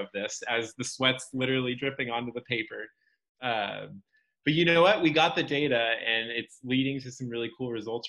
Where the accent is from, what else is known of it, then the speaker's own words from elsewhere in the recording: California, United States; moved away; I'm originally from California